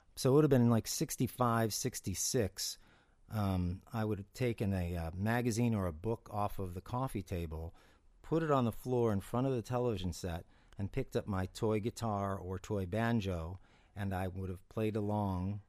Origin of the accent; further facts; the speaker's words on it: Cleveland, Ohio, United States; also born or lived in Mayfield Village, Ohio; I was born in Cleveland, Ohio